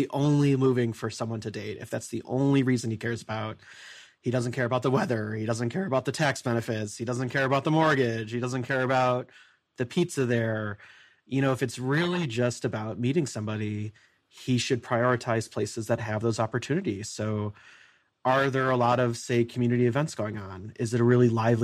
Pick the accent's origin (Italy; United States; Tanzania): United States; Midwest; I'm from the Midwest